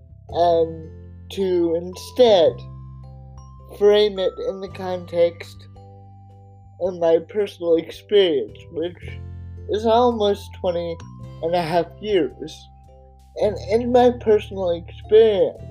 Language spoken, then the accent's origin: English; Oregon, United States; my home state of Oregon